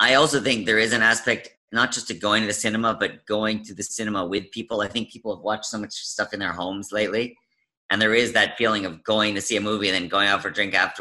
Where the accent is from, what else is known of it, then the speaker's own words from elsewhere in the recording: Vancouver, British Columbia, Canada; also born or lived in United States; I was born in the States, and I moved to Canada when I was two